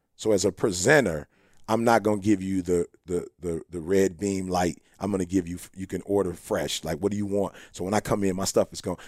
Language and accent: English; Chicago, Illinois, United States; We're originally from Chicago